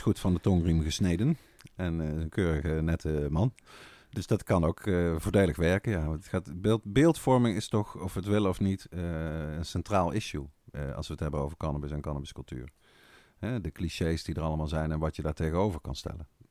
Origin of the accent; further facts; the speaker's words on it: Netherlands; wij dan echt als Nederlanders